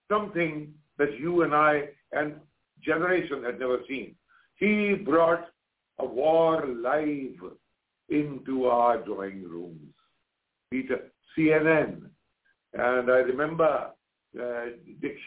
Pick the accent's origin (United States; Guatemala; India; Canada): India; I'm an Indian journalist.